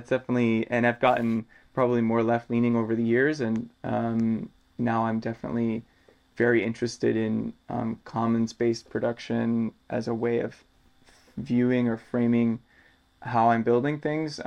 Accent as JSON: {"language": "English", "country": "United States", "tie": "born or raised there", "said": "growing up in the United States"}